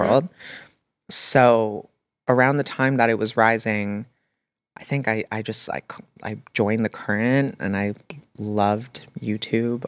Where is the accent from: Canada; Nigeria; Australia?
Canada; Toronto, Ontario; growing up in Toronto